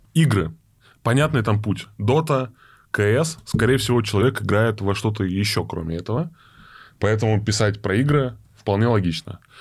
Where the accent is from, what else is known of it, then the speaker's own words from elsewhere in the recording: Saint Petersburg, Russia; now in Moscow, Russia; я из Питера, я очень хотел вернуться, там, сам там в Петербург